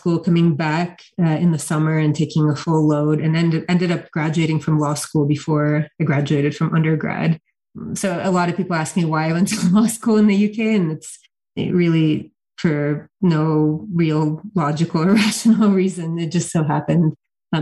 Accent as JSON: {"language": "English", "country": "Ukraine", "moved": "yes", "said": "I'm originally from Ukraine, but having preserved the Russian language into my adulthood"}